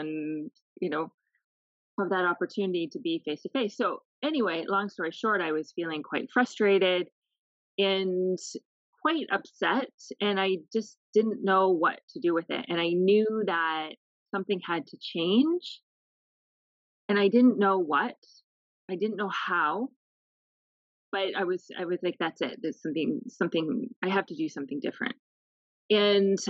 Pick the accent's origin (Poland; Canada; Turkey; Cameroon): Canada; moved away as an adult; now in Lebanon; I am Canadian. I am working here in Lebanon as a humanitarian aid